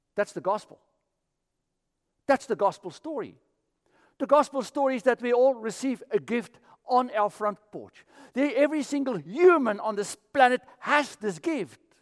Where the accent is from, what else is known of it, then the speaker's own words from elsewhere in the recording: South Africa; moved away; I'm from South Africa